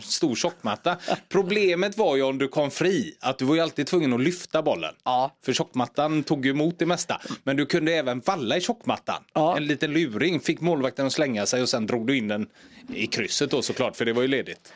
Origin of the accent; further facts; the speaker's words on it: Gothenburg, Västra Götaland, Sweden; ute i Torslanda där jag växte upp